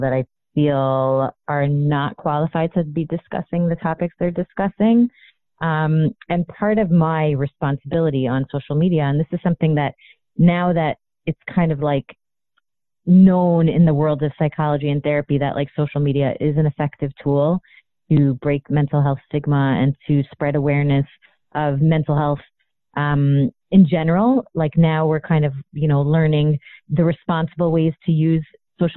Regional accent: Toronto, Ontario, Canada; I grew up in Toronto, Canada

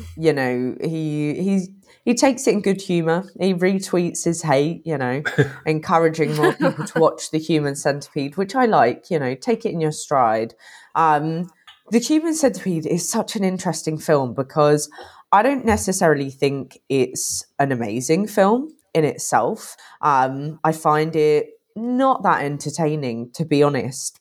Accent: United Kingdom; I'm British

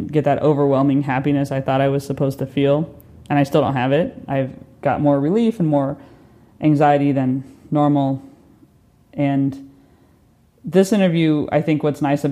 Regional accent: United States; moved away as an adult; also born or lived in New York; now in London, United Kingdom; as an American being over here during this time

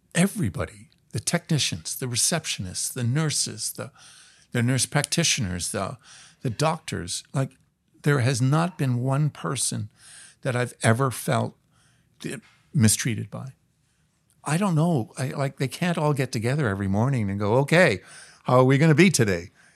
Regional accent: Toronto, Ontario, Canada; now in Vancouver, Canada; I grew up in Toronto

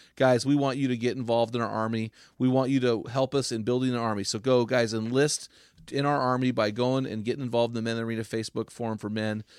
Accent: St. Louis, Missouri, United States; we grew up in Saint Louis

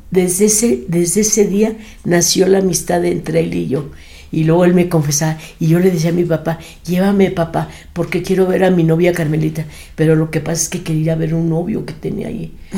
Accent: Torreón, Coahuila, Mexico; moved away; also born or lived in Monterrey, Nuevo León / Mexico City; yo soy nacida en Torreón, Coahuila.

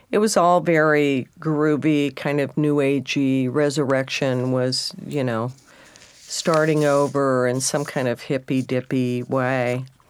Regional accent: southeast Texas, United States; moved away; being a Texan and then a redneck

